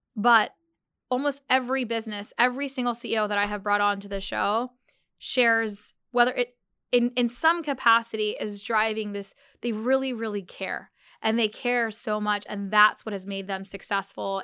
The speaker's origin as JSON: {"language": "English", "country": "United States", "tie": "born or raised there", "said": "I'm Muslim Pakistani. And I think growing up, in America"}